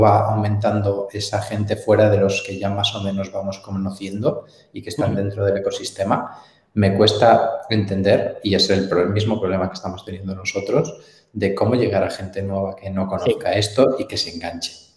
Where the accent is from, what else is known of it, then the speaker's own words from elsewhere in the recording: Galicia, Spain; soy muy gallego, eh, me encanta Galicia y la defiendo por encima de mis posibilidades